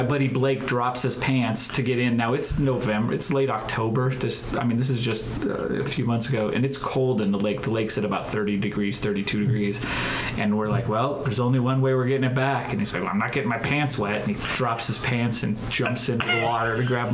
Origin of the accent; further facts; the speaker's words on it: Helena, Montana, United States; moved away as an adult; now in Omaha, United States; I'm from Montana, so I grew up outdoors and with boating and all this stuff.